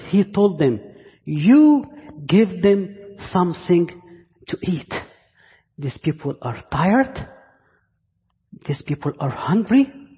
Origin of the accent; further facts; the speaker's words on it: Egypt; accent: Egyptian; English is a second language; now in Virginia, United States; my Egyptian accent